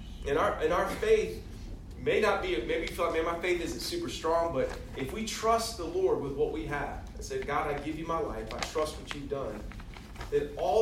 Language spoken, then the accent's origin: English; the South, United States; I grew up in the South. I'm a Christian. I'm not a Muslim or a Hindu, so I'm a Christian.